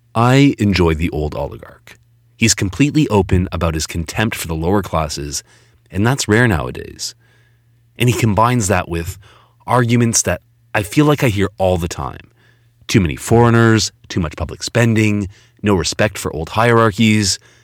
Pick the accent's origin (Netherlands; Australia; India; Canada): Canada; Toronto, Ontario; my hometown, Toronto